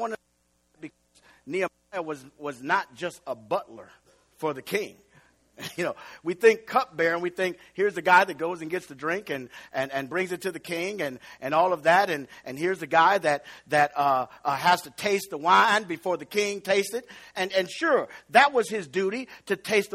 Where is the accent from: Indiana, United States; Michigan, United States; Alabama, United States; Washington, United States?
Indiana, United States; East Chicago; I'm from East Chicago. So I had to say, I'm so East Chicago that I remember Mr. Bell's soft serve ice cream and buying chocolate cones from him when I was a little kid